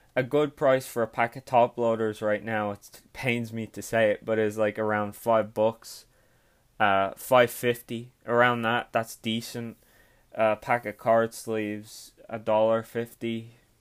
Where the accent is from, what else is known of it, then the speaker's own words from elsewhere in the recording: Ireland; I'm Irish.